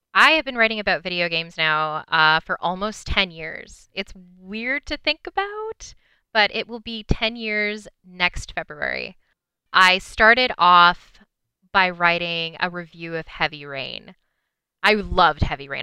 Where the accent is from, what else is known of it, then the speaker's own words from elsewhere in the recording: British Columbia, Canada; also born or lived in Vancouver; I grew up in British Columbia